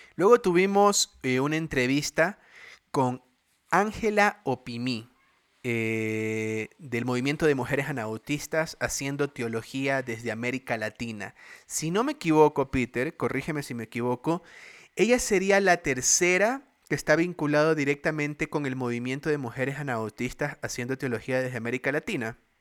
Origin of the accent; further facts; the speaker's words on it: Guayaquil, Guayas, Ecuador; soy acá de bien guayaco del Barcelona, de Guayaquil